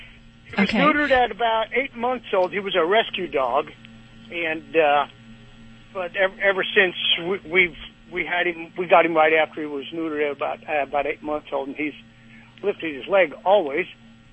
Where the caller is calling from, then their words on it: Wildomar, California, United States; Southern California. Wildomar. We're near the wine country down here.